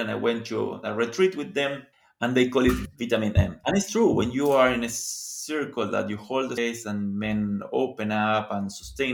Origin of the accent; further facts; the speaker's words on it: Argentina; I am from Argentina